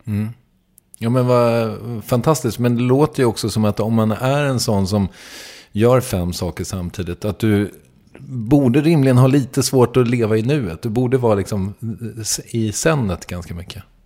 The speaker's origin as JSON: {"language": "Swedish", "country": "Sweden"}